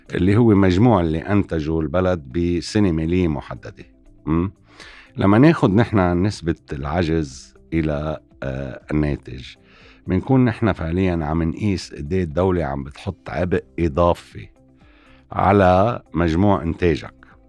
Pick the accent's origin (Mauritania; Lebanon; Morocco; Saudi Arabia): Lebanon